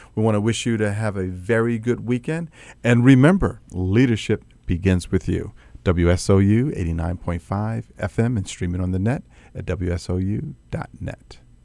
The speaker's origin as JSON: {"language": "English", "town": "Atlantic City", "region": "New Jersey", "country": "United States", "tie": "born or raised there", "moved": "yes", "said": "That's my hometown"}